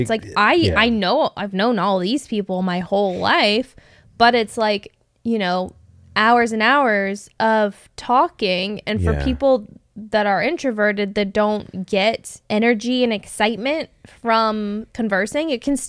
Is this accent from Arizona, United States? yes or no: yes; Arizona, United States; And like, we're from Arizona.